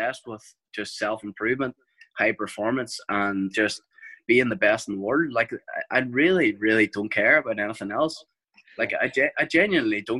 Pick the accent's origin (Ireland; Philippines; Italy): Ireland; we're Irish